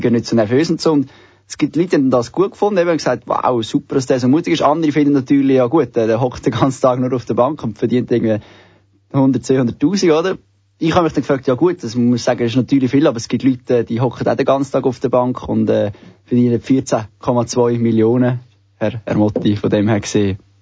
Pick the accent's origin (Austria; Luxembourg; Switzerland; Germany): Switzerland; bei uns in der Schweiz